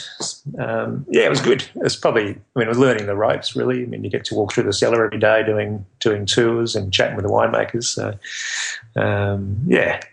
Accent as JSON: {"language": "English", "town": "Albany", "region": "Western Australia", "country": "Australia", "moved": "as an adult", "lives_now": "Margaret River, Australia", "said": "I come from Albany down on the south coast of Western Australia, and I moved to Margaret River following work and other things when I was a young bloke."}